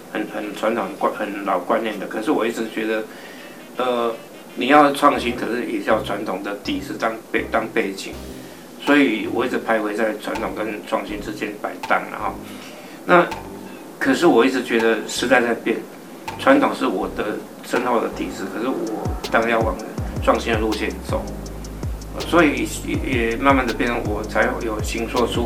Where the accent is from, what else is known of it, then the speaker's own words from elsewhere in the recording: Pingtung County, Taiwan; 乡下孩子，对，那个屏东，半岛很，很，很乡，很偏僻的乡下孩子